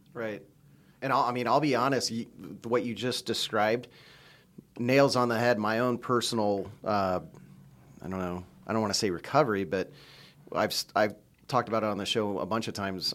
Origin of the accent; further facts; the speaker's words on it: United States; being an American living in the United States